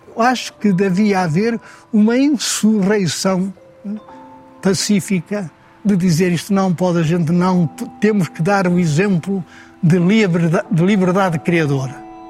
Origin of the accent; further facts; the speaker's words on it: Portugal; Eu tinha na minha aldeia um homem